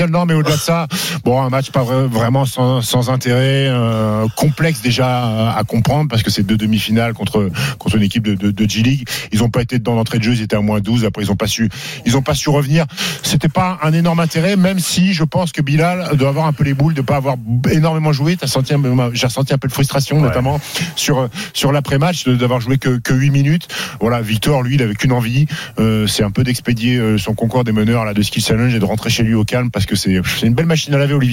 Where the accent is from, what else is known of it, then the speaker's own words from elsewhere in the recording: Annecy, Auvergne-Rhône-Alpes, France; ça me rappelle mon enfance, hein, parce que moi j'ai grandi à Annecy.